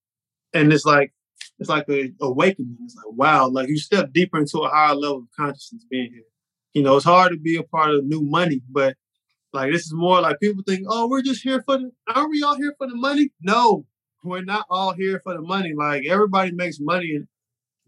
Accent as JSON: {"language": "English", "town": "Charlotte", "region": "North Carolina", "country": "United States", "said": "I'm in Miami and I'm from Charlotte."}